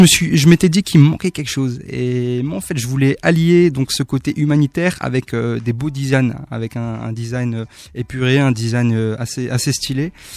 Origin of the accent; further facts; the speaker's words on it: Haguenau, Grand Est, France; le centre socio-culturel de, mon quartier, donc de là où je viens, de Waguenau